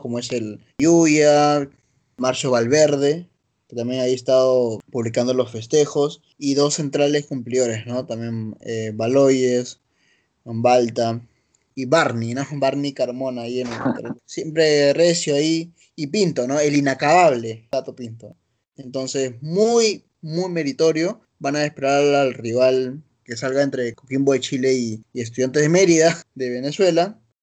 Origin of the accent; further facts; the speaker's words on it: Lima, Peru; also born or lived in Barranco, Lima; Toda mi vida he vivido en Jesús María, te cuento. Y un par de años en, Barranco, ¿no? Pero siempre he estado acá en el corazón Jesús Mariano.